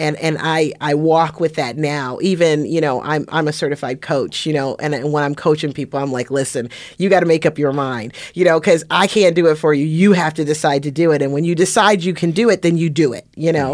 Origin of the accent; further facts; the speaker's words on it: Las Vegas, Nevada, United States; I'm from Las Vegas, since nineteen eighty.